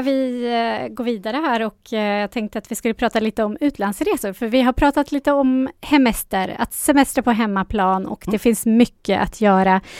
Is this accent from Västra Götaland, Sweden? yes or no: no; Västerås, Västmanland, Sweden; jag är lite uppvuxen på Björnestranderna kan man mm. väl säga. Och det, det var ju väldigt trångt då när jag växte upp där.